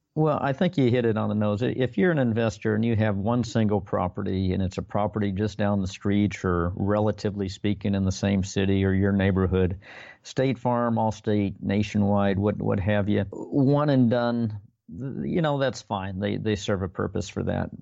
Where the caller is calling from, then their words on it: Long Beach, California, United States; Calling from Long Beach, California this evening